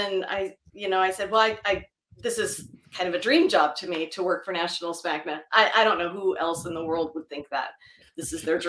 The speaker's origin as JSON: {"language": "English", "town": "San Diego", "region": "California", "country": "United States", "said": "I'm from San Diego. I went to college in San Diego, San Diego State, go Aztecs."}